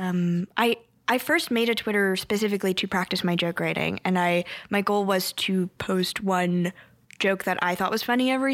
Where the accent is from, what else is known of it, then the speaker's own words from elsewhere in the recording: Bay Area, California, United States; first language Korean; English is a second language; moved away as an adult; I loved growing up in the Bay Area.